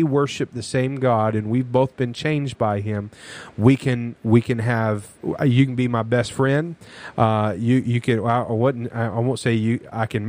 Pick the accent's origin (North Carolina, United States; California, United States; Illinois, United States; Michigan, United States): North Carolina, United States; I grew up in North Carolina